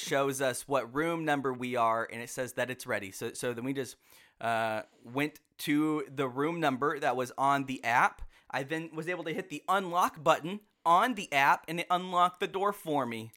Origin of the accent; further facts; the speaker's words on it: Texas, United States; we are from Texas